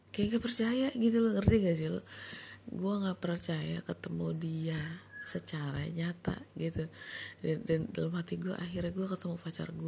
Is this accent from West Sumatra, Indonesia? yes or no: yes; Padang, West Sumatra, Indonesia; gue orang Padang pacar gue juga orang Padang